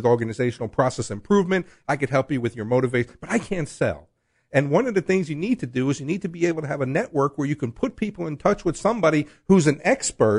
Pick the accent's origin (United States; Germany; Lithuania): United States; New York; we're both from New York